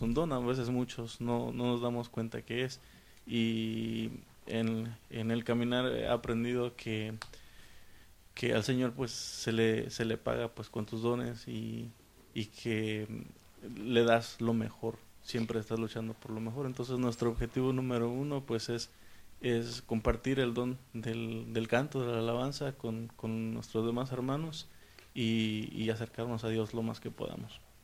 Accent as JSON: {"language": "Spanish", "region": "San Luis Potosí", "country": "Mexico", "moved": "yes", "said": "vengo del estado de San Luis Potosí de México"}